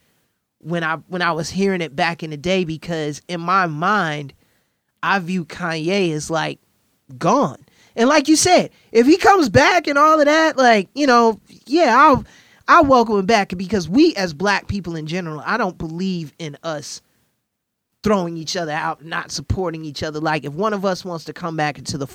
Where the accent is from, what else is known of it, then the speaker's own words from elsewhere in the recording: Chicago, Illinois, United States; as a Chicagoan